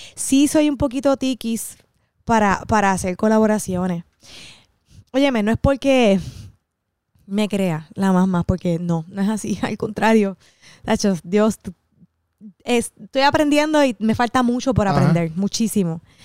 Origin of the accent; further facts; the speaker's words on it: Cidra, Puerto Rico; yo soy de Sidra